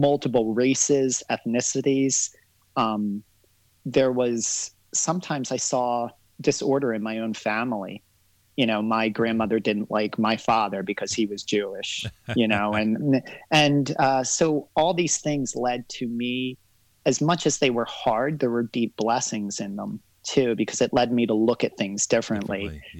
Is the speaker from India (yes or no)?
no; Barbados; now in United States; I was born here in the States, but I grew up in Barbados. At a young age, I was sent to Barbados about 2.5 years old.